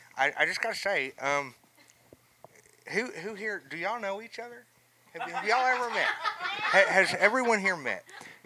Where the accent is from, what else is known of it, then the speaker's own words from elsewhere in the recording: Texas, United States; I came from West Texas.